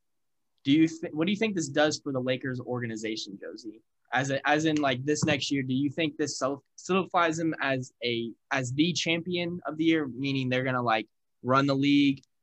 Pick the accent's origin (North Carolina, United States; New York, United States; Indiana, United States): Indiana, United States; I'm from Indiana